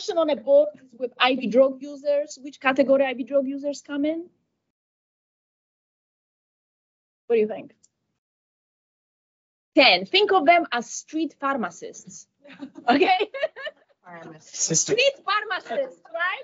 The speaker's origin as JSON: {"language": "English", "country": "United States", "said": "I'm from America"}